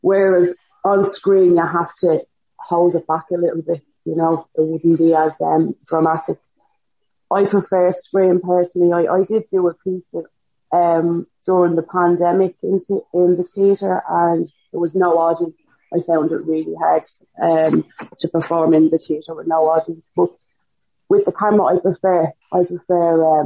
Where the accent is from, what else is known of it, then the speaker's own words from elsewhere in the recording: Dublin, Leinster, Ireland; I'm from Dublin, so the language is a little bit different as well